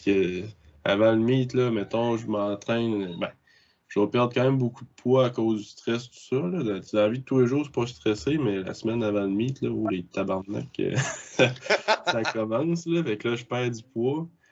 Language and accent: French; Bas-Saint-Laurent, Quebec, Canada; je viens ben, du Bas-Saint-Laurent comme Charlie